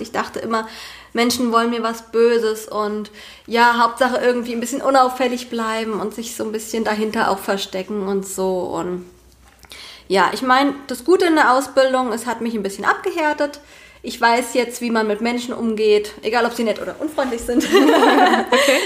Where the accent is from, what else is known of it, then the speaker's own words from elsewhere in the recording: Eichelhain, Hesse, Germany; moved away as an adult; now in near Fulda, Germany; ursprünglich komme ich aus Eichelhain. Das ist ein winziges Dorf hier mitten im Vogelsberg